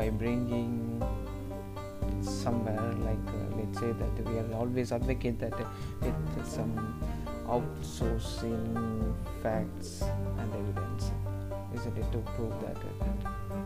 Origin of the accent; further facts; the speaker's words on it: India; I'm born and brought up in Indian society